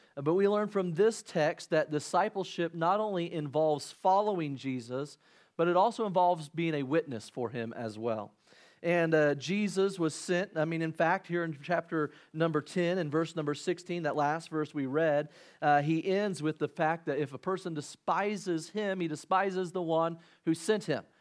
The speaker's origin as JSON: {"language": "English", "region": "Illinois", "country": "United States", "tie": "born or raised there", "said": "growing up in Illinois"}